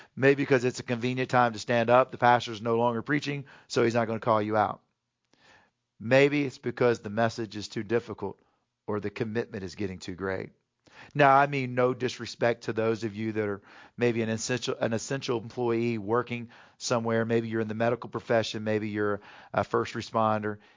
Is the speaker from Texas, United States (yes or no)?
yes; Houston, Texas, United States; moved away; also born or lived in North Carolina; growing up in Houston, Texas, I was a big Oilers fan.